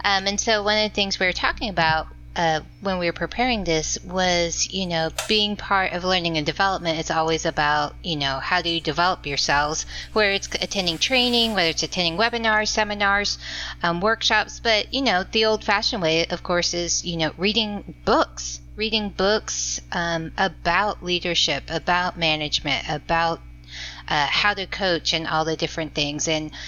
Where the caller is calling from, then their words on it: Double Oak, Texas, United States; calling from Double Oak, Texas.